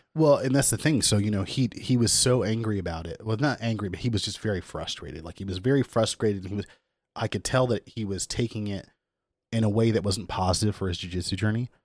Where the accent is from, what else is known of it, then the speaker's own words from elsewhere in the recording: Kansas, United States; I grew up in Kansas